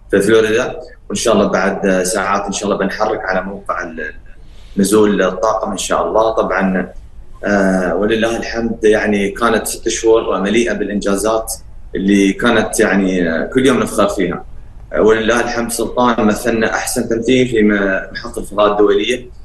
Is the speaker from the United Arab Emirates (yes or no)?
yes; United Arab Emirates; نحن كشباب إماراتي فخورين فيك